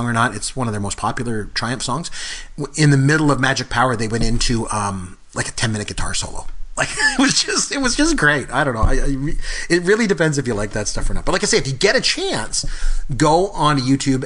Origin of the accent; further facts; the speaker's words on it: Port Elgin, Ontario, Canada; came up to Port Elgin, which is my hometown